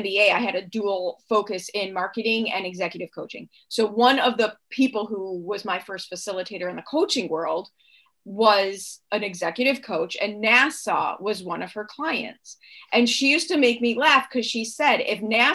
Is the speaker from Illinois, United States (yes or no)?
yes; Chicago, Illinois, United States; I grew up in Chicago in the public schools in the 70s and 80s